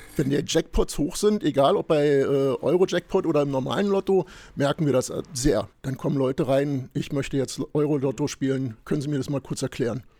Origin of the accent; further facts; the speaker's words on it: Berlin, Germany; wir sind hier groß geworden mhm. in Rudo, meine Schwester und ich